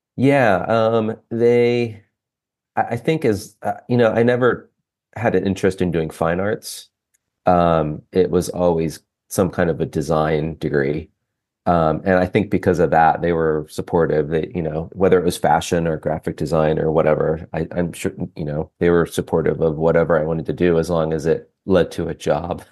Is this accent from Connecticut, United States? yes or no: no; Ohio, United States; also born or lived in Lancaster, Pennsylvania; now in Cincinnati, United States; I grew up in Ohio, about two hours north of Cincinnati